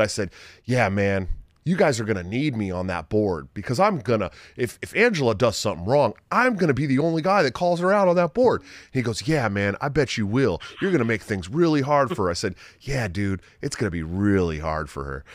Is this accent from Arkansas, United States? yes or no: no; Oakland, California, United States; I'm from the Oakland area